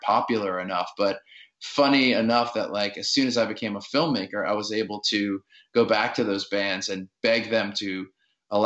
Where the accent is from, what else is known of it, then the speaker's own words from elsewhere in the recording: New Orleans, Louisiana, United States; I grew up in New Orleans in the suburbs